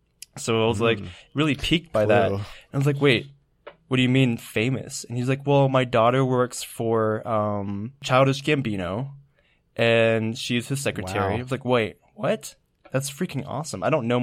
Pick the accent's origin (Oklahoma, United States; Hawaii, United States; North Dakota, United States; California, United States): California, United States; and we're mostly from California, but a few people come from different places.